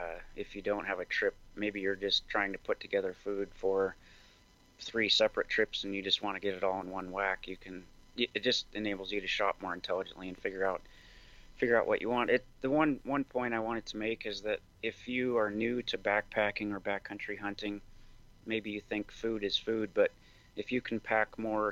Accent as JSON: {"language": "English", "region": "Montana", "country": "United States", "tie": "born or raised there", "also_born_or_lived": "Seattle", "said": "So I grew up in Montana. I'm a fifth generation Montanan, and I went to school in Bozeman. I worked in Seattle for a couple of years and then came back."}